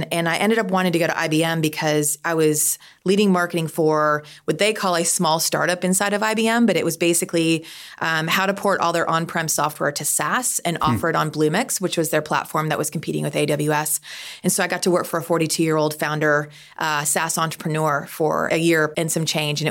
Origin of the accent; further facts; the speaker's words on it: Austin, Texas, United States; also born or lived in Minneapolis / Boston / Dallas; we were a little bit of corporate gypsies moving around between Minneapolis, Boston, Massachusetts, Dallas, Austin, but settled in Austin.